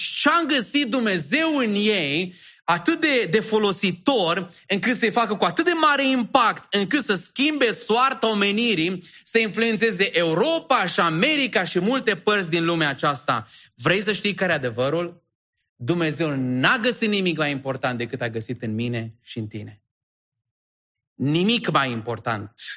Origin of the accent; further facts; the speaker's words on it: Sebiș, Arad County, Romania; now in Bucharest, Romania; provin din Sebiș, județul Arad